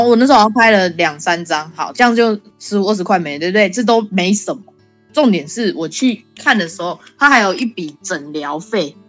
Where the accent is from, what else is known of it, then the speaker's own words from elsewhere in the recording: Taiwan; moved away as an adult; now in Canada; 我是来自台湾